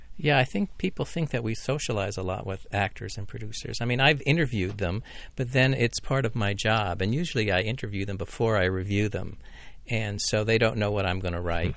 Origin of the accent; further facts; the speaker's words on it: Laurel, Maryland, United States; I grew up in Laurel, Maryland